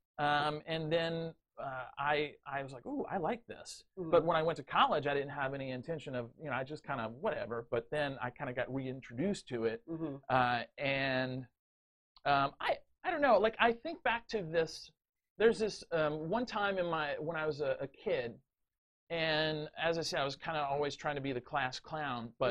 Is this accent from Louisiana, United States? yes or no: yes; South Louisiana, United States; moved away as an adult; also born or lived in Baton Rouge, Louisiana / New Orleans, Louisiana; now in Houston, United States; I grew up in South Louisiana and I moved to Baton Rouge when I graduated high school